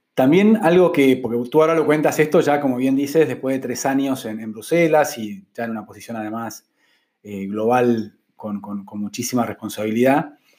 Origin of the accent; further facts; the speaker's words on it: Argentina; moved away as an adult; also born or lived in Mexico City, Mexico; Fueron seis años lejos de Argentina